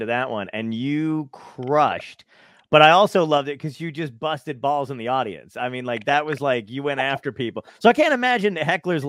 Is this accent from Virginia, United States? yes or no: no; New York City, New York, United States; also born or lived in Nutley, New Jersey / Los Angeles; I think because I was born in Brooklyn or whatever, and I get the same thing. People either think I'm Jewish or Italian